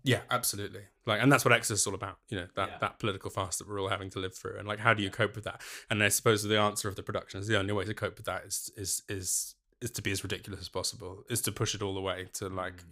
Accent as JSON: {"language": "English", "region": "London", "country": "United Kingdom", "tie": "born or raised there", "moved": "as an adult", "lives_now": "Glasgow, United Kingdom", "said": "born and brought up in North London, and then I moved to Glasgow for university"}